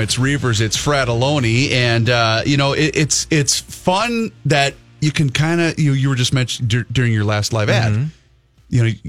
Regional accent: Faribault, Minnesota, United States; I'm from Faribault, Minnesota.

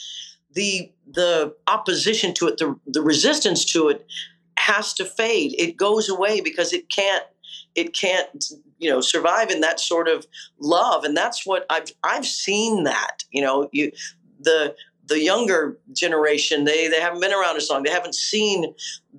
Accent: Kansas, United States; a girl from Kansas

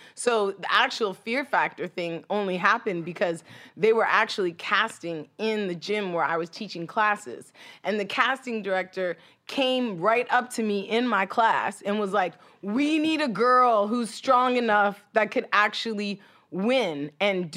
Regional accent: Oshawa, Ontario, Canada; born or raised there; moved away as an adult; also born or lived in Hollywood, Los Angeles, United States; now in Los Angeles, United States

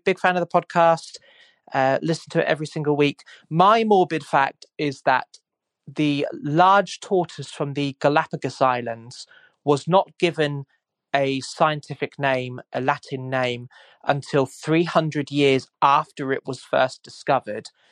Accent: Suffolk, East of England, United Kingdom; I'm from Suffolk on the east coast of England in East Anglia

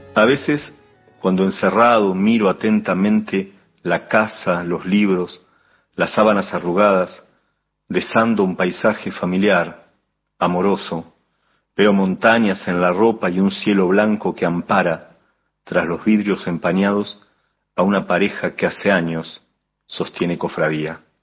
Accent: Necochea, Buenos Aires Province, Argentina; also born or lived in La Plata, Argentina; now in Buenos Aires, Argentina; nací en Necochea en 1969

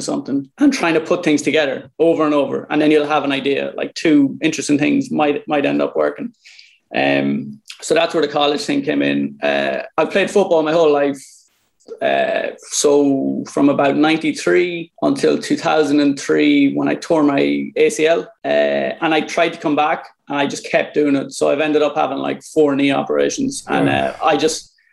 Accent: Ireland; also born or lived in New York; I was born in Ireland in 1987.

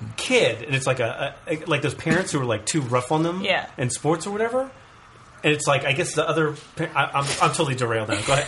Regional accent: United States; is as an American watching soccer, is you're really hoping for the soccer riot to break out

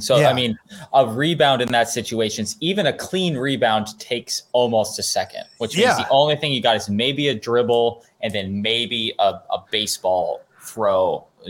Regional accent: Fairbanks, Alaska, United States; my hometown of Fairbanks, Alaska

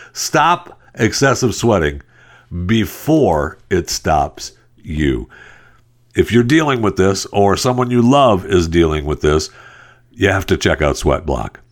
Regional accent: Michigan, United States; I'm from Michigan. I was born and raised in Michigan.

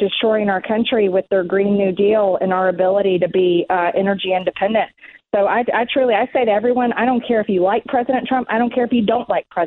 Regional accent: Georgia, United States; Georgia, my home state

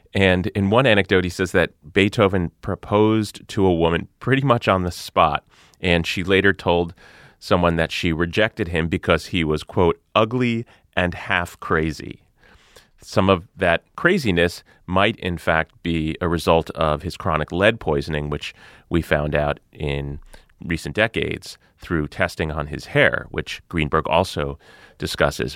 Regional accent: New Jersey, United States; I'm from New Jersey

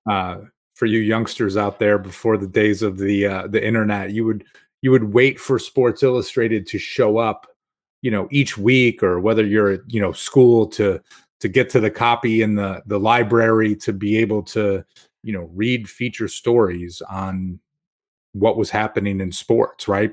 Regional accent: Rochester, New York, United States; growing up in Rochester

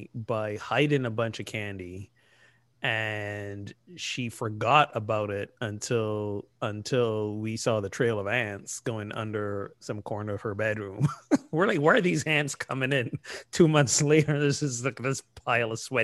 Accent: Barbados; moved away; I grew up in Barbados, a British colony.

